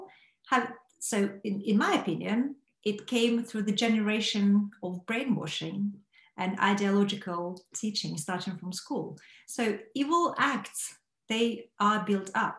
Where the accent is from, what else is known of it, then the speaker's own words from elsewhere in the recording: Belarus; Being a person who was born and raised in Belarus